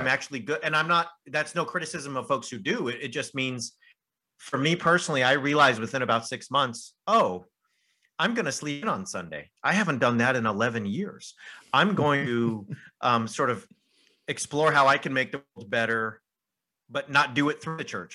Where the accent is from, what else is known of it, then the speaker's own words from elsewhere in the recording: Southern California, United States; moved away as an adult; also born or lived in United Kingdom / France; I grew up in Southern California, and then I went to Azusa Pacific University, which is only half an hour from where I grew up.